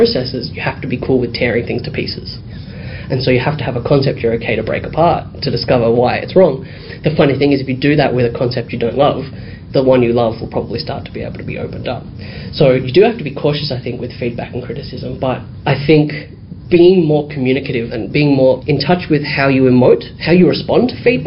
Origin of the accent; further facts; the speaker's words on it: Dandenong, Victoria, Australia; I grew up in Dandenong, which is pretty much like Footscray, very diverse